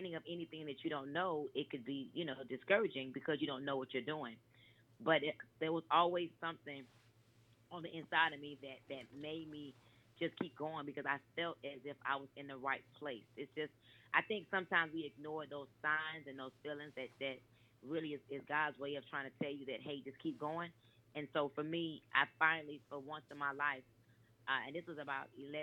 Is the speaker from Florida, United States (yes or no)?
yes; Miami, Florida, United States; also born or lived in New York / Atlanta, Georgia; I'm actually born in New York, but I was raised in Miami, Florida